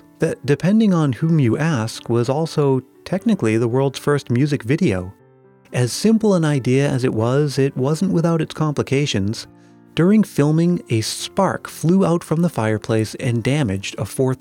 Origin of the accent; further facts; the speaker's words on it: New England, United States; growing up in New England in the 1980s